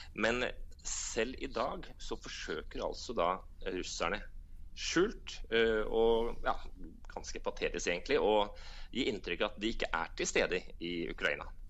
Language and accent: Norwegian; Norway; moved away as an adult; now in Moscow, Russia; Jeg som en nordmann i Moskva